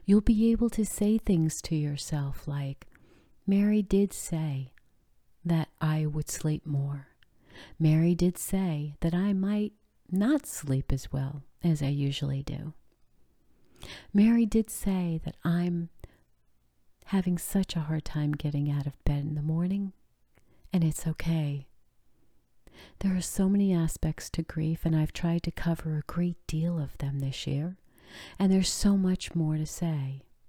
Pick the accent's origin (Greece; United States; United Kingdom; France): France; born there; I bet you didn't know that I was born in France when my father was in the military there.